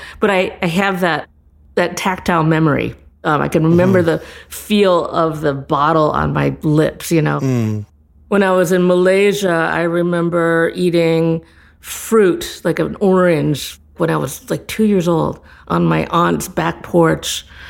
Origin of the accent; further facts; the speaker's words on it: Midwest, United States; now in New York City, United States; I'm from the Midwest.